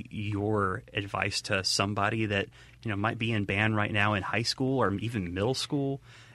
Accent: Mississippi, United States; being from Mississippi myself

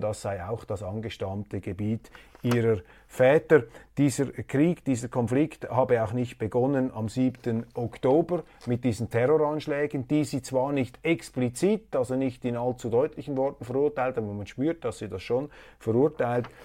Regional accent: Switzerland; als Schweizer

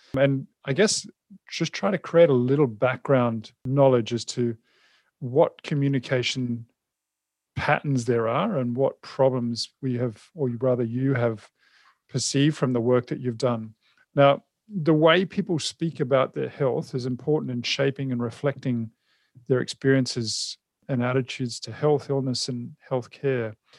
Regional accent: New Zealand; moved away; I'm originally a Kiwi as well

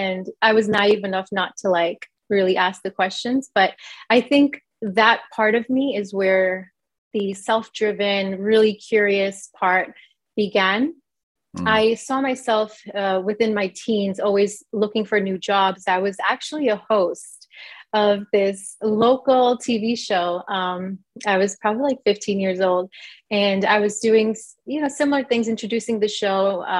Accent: New York, United States; also born or lived in India; Yeah, I was born in India. I came to the United States in New York when I was about 1 year old.

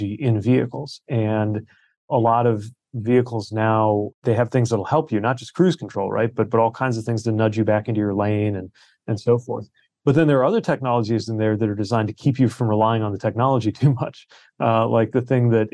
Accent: South Bend, Indiana, United States; my hometown of South Bend

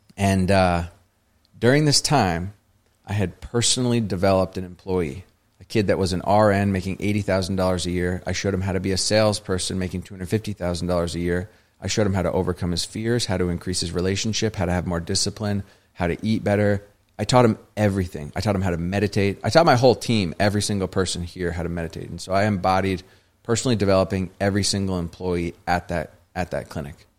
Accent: Vermont, United States; I grew up in Vermont, a very, you know, predominantly white, non-diverse area

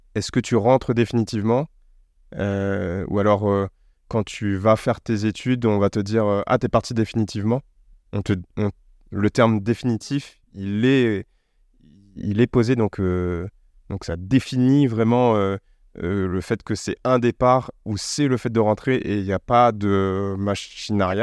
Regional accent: Réunion; now in Paris, France; je suis né sur une île près de l'Afrique. Je suis français, européen

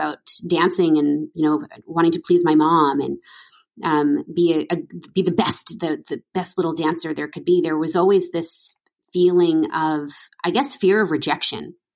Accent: Edmonton, Alberta, Canada; I'm from Edmonton, Alberta, country girl.

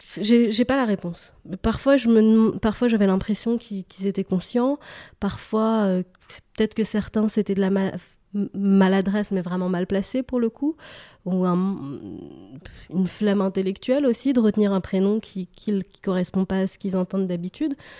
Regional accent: Paris, Île-de-France, France; j'ai grandi à Paris une partie de, mon enfance, et puis à l'adolescence, j'ai déménagé en banlieue

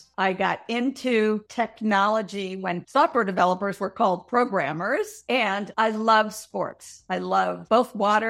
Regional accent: Minnesota, United States; In Minnesota.

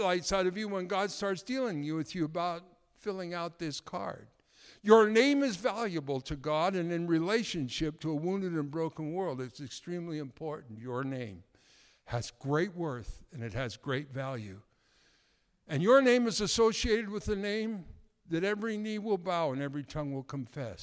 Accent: Canada; being a Canadian

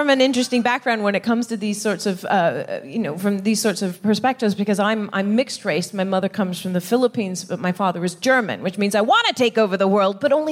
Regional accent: England, United Kingdom; also born or lived in Netherlands; I grew up here in the West. I grew up in, in pretty much in England and in the Netherlands.

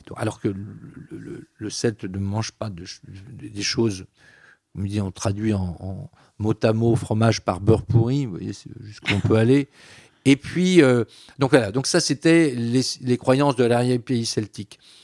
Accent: Breton, Brittany, France; je suis breton, pas bretonnant, mais quand même, euh, culturellement, je revendique cette identité bretonne

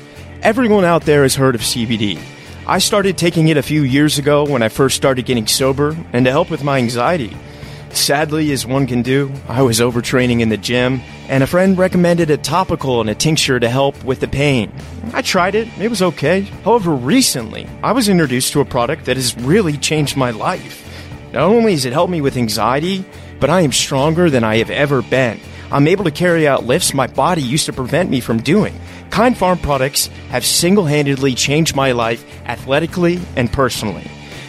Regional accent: Richmond, Virginia, United States; And I'm actually from Richmond, Virginia, oddly enough.

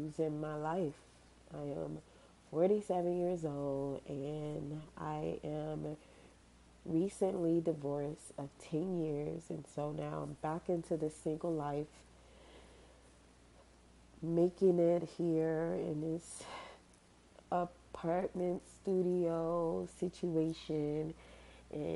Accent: Miami, Florida, United States; I'm from Miami

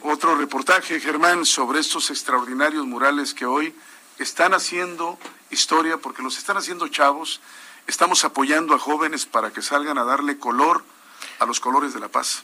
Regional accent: Ciudad Constitución, Baja California Sur, Mexico; also born or lived in La Paz, Baja California Sur / Mexico City; Nací aquí en La Paz y crecí en Ciudad Constitución, que es el corazón agrícola de Baja California

